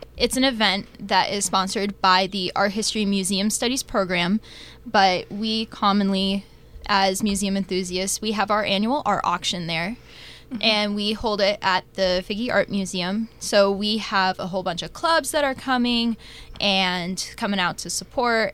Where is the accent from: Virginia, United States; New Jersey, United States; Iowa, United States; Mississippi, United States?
Iowa, United States; Davenport; I'm from Davenport, Iowa, so I'm pretty local